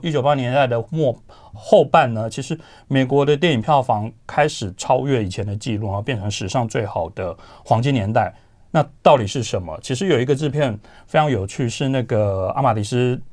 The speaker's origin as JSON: {"language": "Chinese", "region": "Tainan", "country": "Taiwan", "tie": "born or raised there", "said": "我不在台北长大，所以在我的成长环境当中，我其实 接触不到这些看电影的管道，我们台南没有， 没有金马影展"}